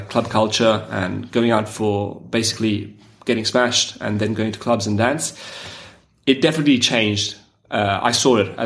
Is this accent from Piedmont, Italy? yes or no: yes; Turin, Piedmont, Italy; I'm from Turin in Italy